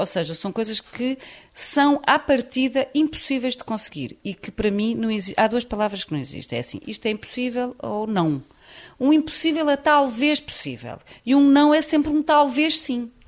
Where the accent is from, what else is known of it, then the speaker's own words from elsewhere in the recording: Portugal; sou portuguesa